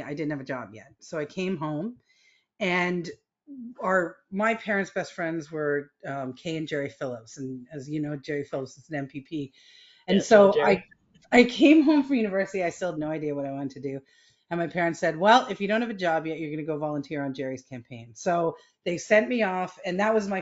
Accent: Toronto, Ontario, Canada; I grew up in Scarborough in the 1970s

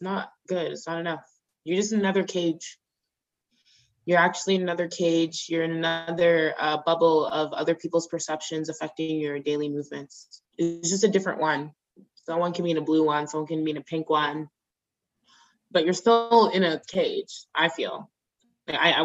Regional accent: Nigeria; as Nigerian women

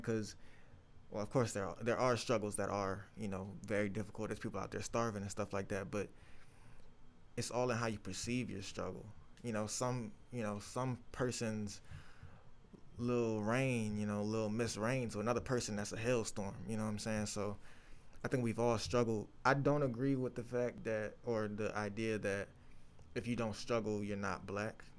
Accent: Chesterfield, Virginia, United States; I'm from Chesterfield, Virginia

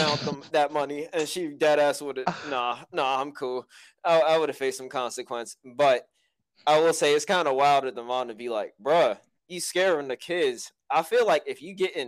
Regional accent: United States; As an American

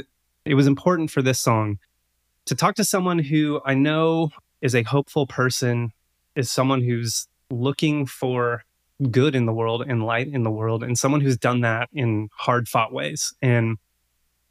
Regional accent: Alpine County, Northern California, United States; I grew up in Northern California near Lake Tahoe at the base of Woodford's Canyon in the High Sierras in Alpine County.

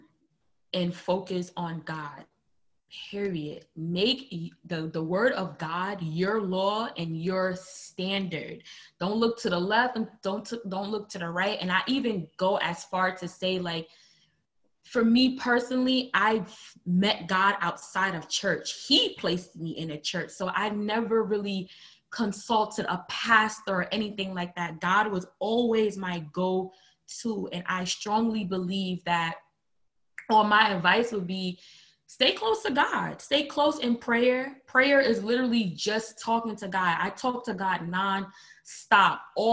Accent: New York City, New York, United States; moved away as an adult; now in Milwaukee, United States; I'm from Brooklyn, New York, born and raised

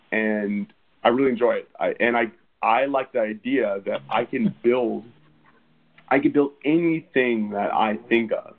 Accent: Redding, California, United States; also born or lived in Sacramento, California; I was born in Redding, California

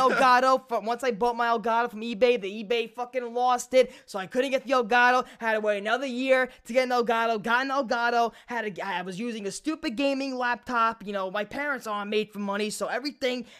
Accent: New York City, New York, United States; I was a kid from Brooklyn. Still, I'm from Brooklyn, but I'm a kid from Brooklyn

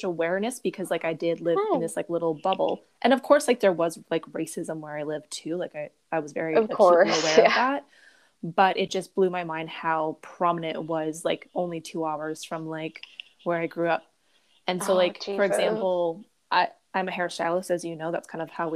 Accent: Brampton, Ontario, Canada; now in Niagara region, Canada; I grew up in Brampton

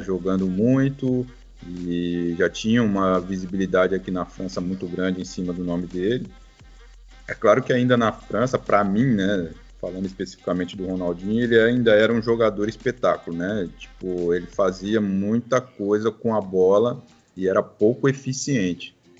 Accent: Osasco, São Paulo, Brazil; moved away; Eu saí do, do, de Osasco, né? Eu nasci no Jardim Piratininga, em São Paulo. Então eu jogava no Flamenguinho

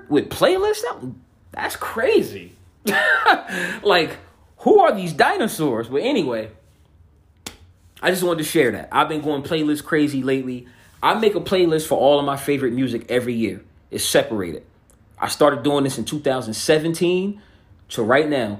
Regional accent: New Jersey, United States; I'm from Jersey.

